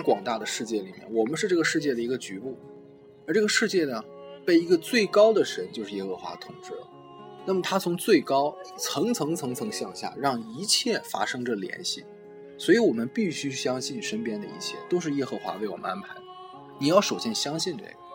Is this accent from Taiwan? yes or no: no; China; 我们中国人